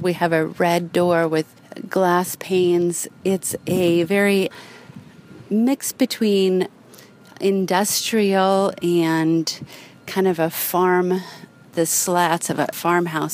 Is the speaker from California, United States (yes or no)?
yes; Los Angeles, California, United States; now in Northern California, United States; I'm also from Los Angeles